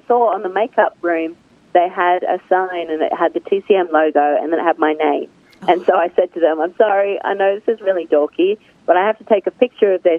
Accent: Australia; accent: Australian; moved away as an adult; now in United States; as you can tell from my accent, I am from Australia, and I grew up loving movies

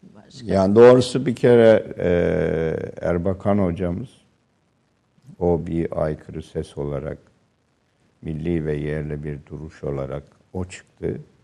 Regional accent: Refahiye, Erzincan, Turkey; moved away; Bizim köyümüz ve ilçe Refahiye Dumanlı Dağları'na yaslanmıştı.

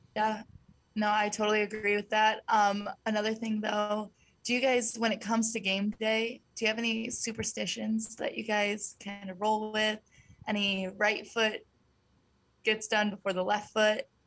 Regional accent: Ohio, United States; I'm from Ohio

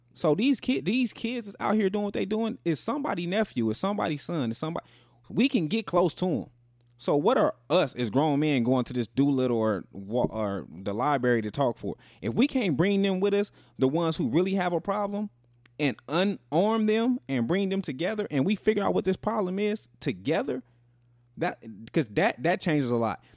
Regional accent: Las Vegas, Nevada, United States; we grew up in Vegas.

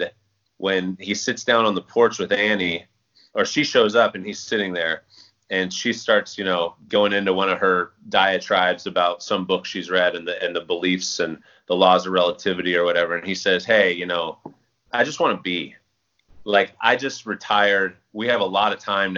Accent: Central Valley, California, United States; growing up in the Central Valley

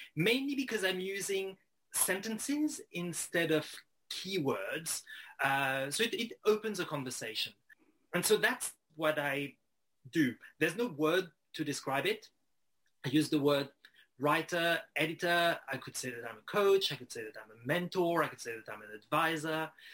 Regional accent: Strasbourg, Grand Est, France; growing up in Strasbourg uh, in northeastern France

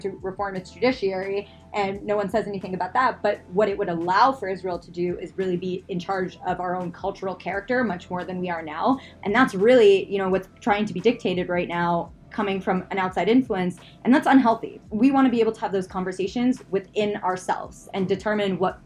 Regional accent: Canada; growing up in Canada

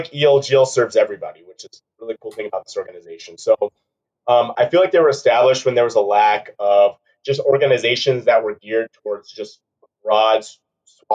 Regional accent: Peoria, Arizona, United States; also born or lived in Brandon, Florida / Seattle, Washington; I was raised out here in the Phoenix, Arizona area

